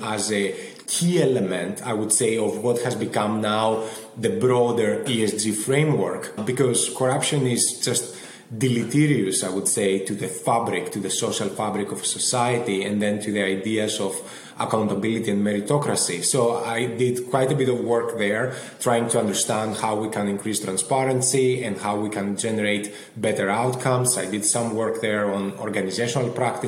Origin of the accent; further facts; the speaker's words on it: Athens, Attica, Greece; moved away as an adult; also born or lived in London; now in Boston, United States; I grew up in Athens in Greece, and that shaped a lot of my experience